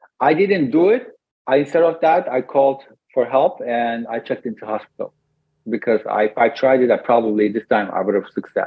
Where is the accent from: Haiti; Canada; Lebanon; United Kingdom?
Canada; Yeah, we're from Canada.